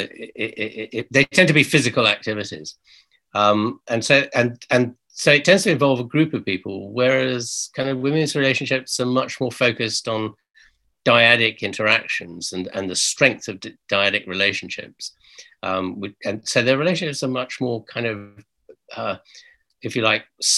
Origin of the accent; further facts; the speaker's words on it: United Kingdom; we're British